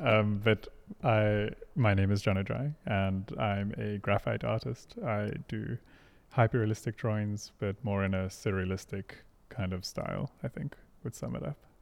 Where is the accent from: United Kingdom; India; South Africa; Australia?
South Africa; Hermanus, Western Cape; also born or lived in Pretoria; We moved off of the farm when I was like five or so. Um, and then we moved to a seaside town called Hermanus in the Western Cape